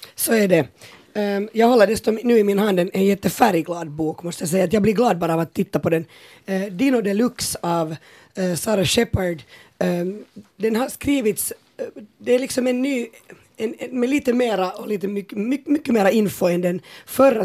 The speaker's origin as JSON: {"language": "Swedish", "town": "Porvoo", "region": "Uusimaa", "country": "Finland", "said": "vi är ju båda från Borgå nu med …"}